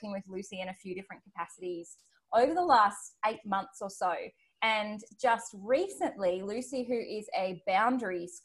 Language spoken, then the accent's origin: English; Australia; accent: Australian; my Australian accent